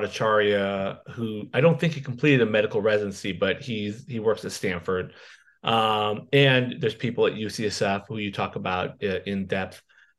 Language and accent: English; Ontario, Canada; Simple, I'm from Ontario.